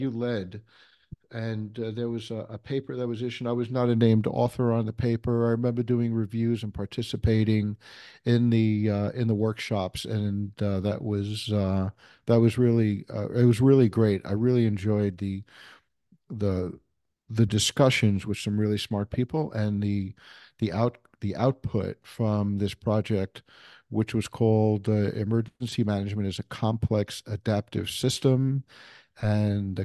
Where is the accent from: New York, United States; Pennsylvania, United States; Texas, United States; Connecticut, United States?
New York, United States; New York City; moved away; also born or lived in Colorado; I come from New York City, and I was in the fire department on the EMS side